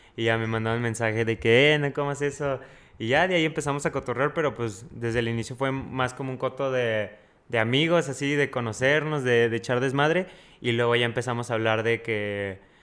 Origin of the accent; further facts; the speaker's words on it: Fresnillo, Zacatecas, Mexico; also born or lived in Sonora / Mexico City; now in Toluca, Mexico; Ahorita estoy en Toluca, pero soy de Fresnillo y estudio en Sonora